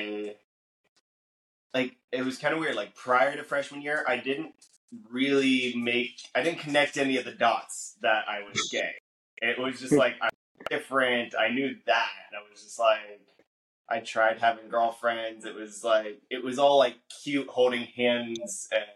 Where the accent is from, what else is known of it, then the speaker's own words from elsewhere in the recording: Columbus, Ohio, United States; now in New York, United States; I grew up in Columbus, Ohio